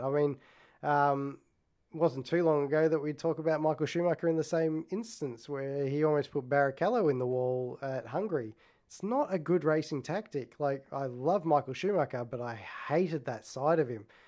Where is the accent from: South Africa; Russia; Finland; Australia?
Australia; I'm Australian